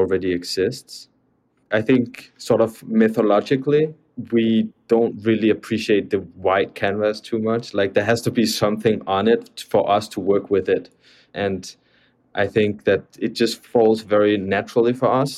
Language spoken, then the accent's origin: English; Copenhagen, Capital Region of Denmark, Denmark; moved away as an adult; now in New York, United States; I'm from Copenhagen